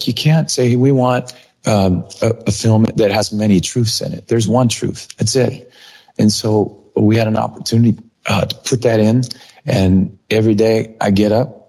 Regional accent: Mount Vernon, United States; my hometown, Mount Vernon

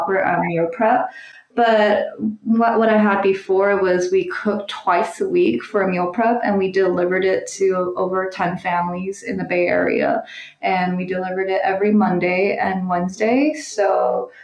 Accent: Taiwan; also born or lived in New York City, United States; now in San Francisco, United States; I grew up in Taiwan, and so a lot of my meals are inspired by Taiwanese cuisine

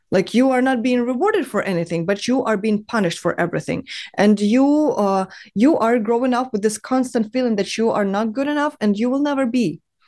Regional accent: Dnipro, Dnipropetrovsk Oblast, Ukraine; moved away as an adult; also born or lived in China; now in Berlin, Germany; I was born and raised in Ukraine

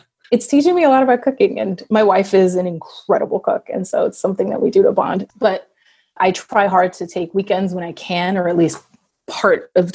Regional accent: New York City, New York, United States; I grew up in New York City

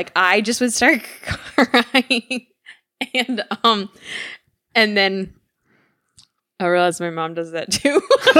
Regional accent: Midwest, United States; accent: Midwest; I still had my Midwest accent at the time because, like, I learned Spanish fluently in high school.

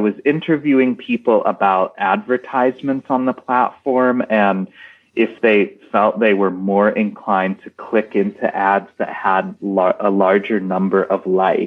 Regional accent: United States

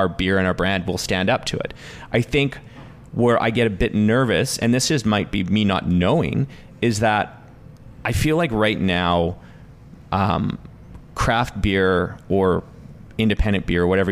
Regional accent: Canada; as Canadians

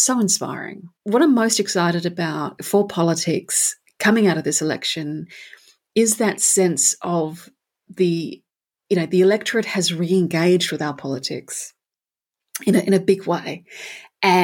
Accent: Perth, Western Australia, Australia; I used to live in Curtin. I grew up in Curtin.

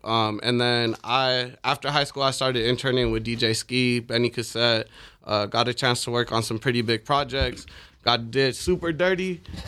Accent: Libya; born there; My dad's from Sudan. My mom's from Palestine. I was born in Libya.

